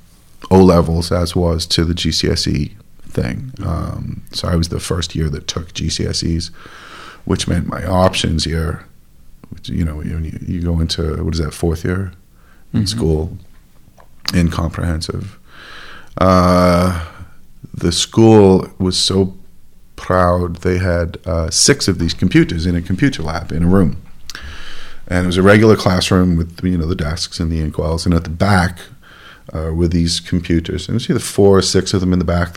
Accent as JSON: {"language": "English", "area": "Llantwit Fardre, South Glamorgan", "region": "Wales", "country": "United Kingdom", "tie": "born or raised there", "also_born_or_lived": "Cardiff", "said": "I was born in Ysbyty Diwylliant in Cardiff, but I was raised, I grew up in Llanelltid Fawr in South Glamorgan."}